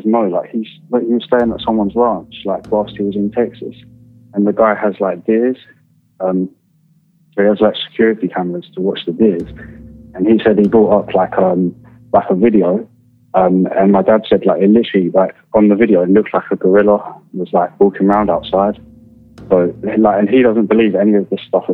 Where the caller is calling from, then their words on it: United Kingdom; I'm calling from the UK